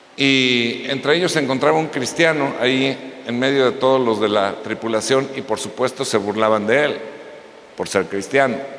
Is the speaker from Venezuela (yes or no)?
no; Mexico; nosotros, los mexicanos